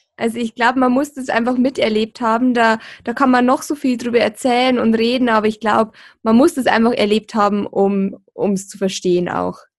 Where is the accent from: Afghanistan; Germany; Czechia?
Germany; Deggendorf, Bavaria; bei uns in Deckendorf im Bayerischen Wald